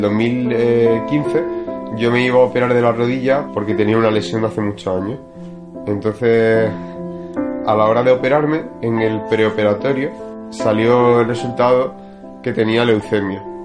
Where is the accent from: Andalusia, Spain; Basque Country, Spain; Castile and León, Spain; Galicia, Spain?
Andalusia, Spain; Marbella; nací aquí en Marbella